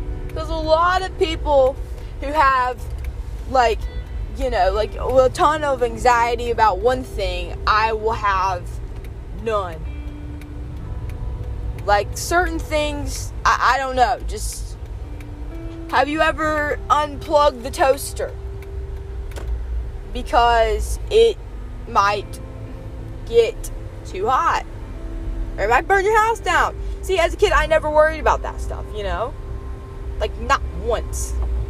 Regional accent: the South, United States; accent: Southern; Which I love that you can just drive and listen to my horrible southern accent, which apparently I have.

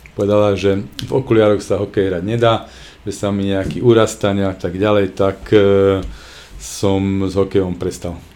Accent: Košice, Košice Region, Slovakia; u nás v Košiciach

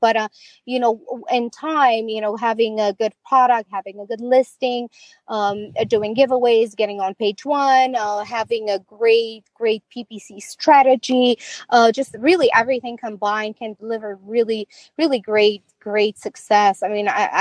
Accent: Romania; moved away; I'm from Romania

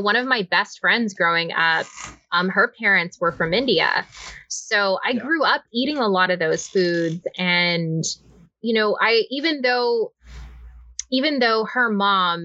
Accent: Canada; moved away; I'm an immigrant now

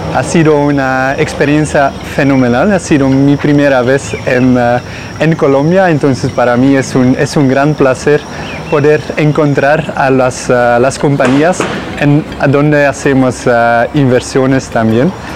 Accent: Belgium; Spanish is a second language; soy de Bélgica

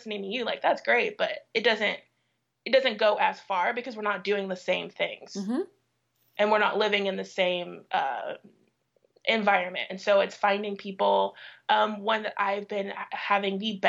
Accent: St. Louis, Missouri, United States; I grew up in St. Louis.

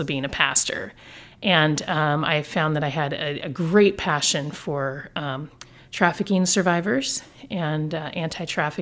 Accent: Olympia, Washington, United States; also born or lived in Bellingham, Washington / Salem, Oregon; I was born and raised in the Pacific Northwest, Greater Olympia area

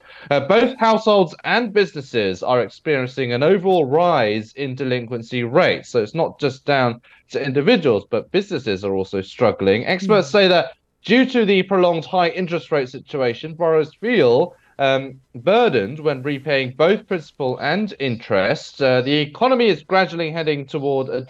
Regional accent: United Kingdom; me being British

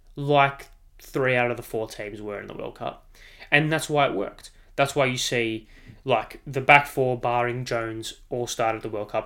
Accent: Australia; as an Australian

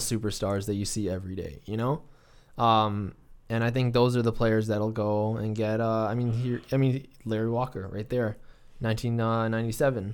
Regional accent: Canada; we're Canadian

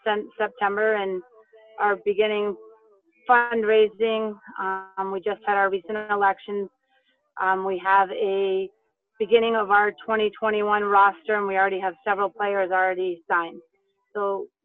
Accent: Cape Cod, Massachusetts, United States; I grew up on the Cape. I graduated from DY

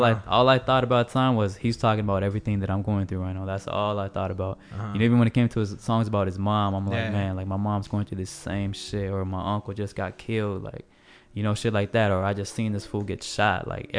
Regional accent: West Coast, United States; I mean, I'm from the West Coast, so, of course, that's always, like, I have an affinity towards that type of music.

